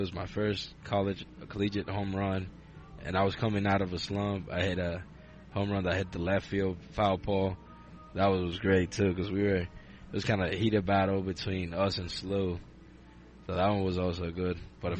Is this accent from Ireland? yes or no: no; Dominican Republic; now in United States; I grew up without them in the Dominican